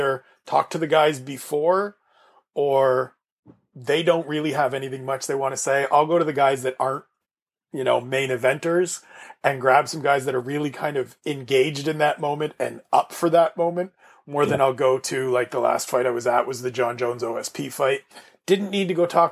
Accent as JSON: {"language": "English", "country": "Canada", "said": "Being Canadian"}